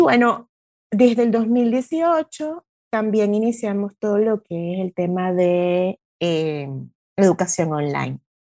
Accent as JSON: {"language": "Spanish", "country": "Venezuela", "moved": "as an adult", "lives_now": "Buenos Aires, Argentina", "said": "yo soy venezolana."}